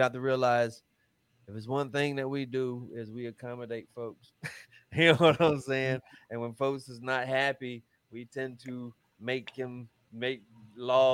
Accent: North Carolina, United States; moved away as an adult; also born or lived in New York; I'm from North Carolina

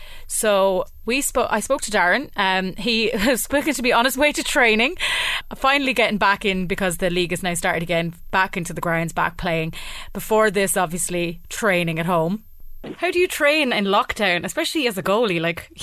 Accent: Ireland; especially as an Irish person, we've been through so much prejudice ourselves.

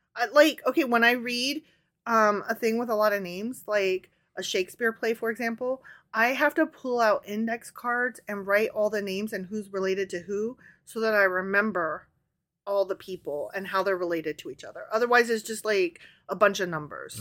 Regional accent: Midwest, United States; accent: Midwestern

